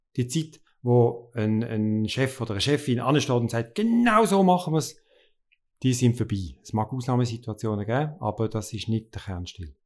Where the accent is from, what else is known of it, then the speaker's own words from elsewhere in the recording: Basel, Basel-Stadt, Switzerland; now in Lucerne, Switzerland; als Basler musst du Klischee erfüllen. Und ich bin in der Nähe von der Chemie aufgewachsen